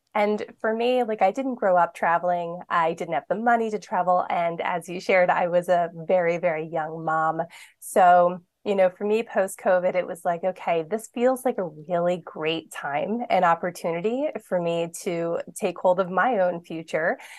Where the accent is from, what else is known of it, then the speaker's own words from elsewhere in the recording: Philadelphia, Pennsylvania, United States; I grew up in Philadelphia, l, in the city of Philadelphia